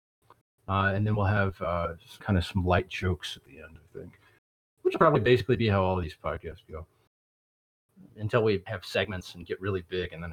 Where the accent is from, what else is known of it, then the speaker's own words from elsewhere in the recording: the South, United States; I'm from the South and I'm surrounded by deplorables down here.